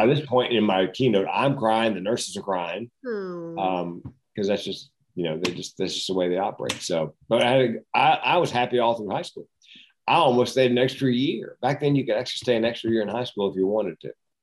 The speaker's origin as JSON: {"language": "English", "region": "North Carolina", "country": "United States", "tie": "born or raised there", "said": "we grew up in North Carolina where everybody smoked."}